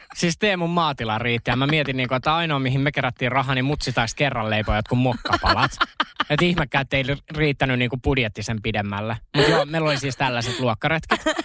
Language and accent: Finnish; Uusikaupunki, Southwest Finland, Finland; mä oon uudesta kaupungista kotoisin